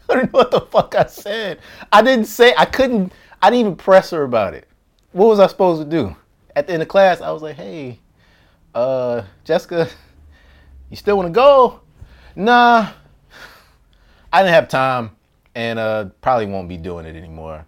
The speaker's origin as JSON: {"language": "English", "town": "Las Vegas", "region": "Nevada", "country": "United States", "tie": "born or raised there", "also_born_or_lived": "Washington, D.C.", "moved": "as an adult", "said": "I grew up in Vegas"}